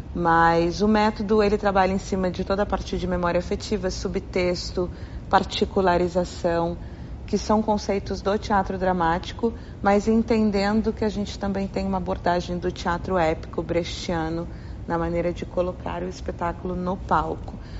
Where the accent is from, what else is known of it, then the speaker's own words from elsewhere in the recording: Taubaté, São Paulo, Brazil; eu sou da terra de Mazarope, Monteiro Lobato, Hebe Camargo, Cid Moreira, Taubaté, interior de São Paulo. Foi onde eu nasci, tenho muito orgulho da minha terra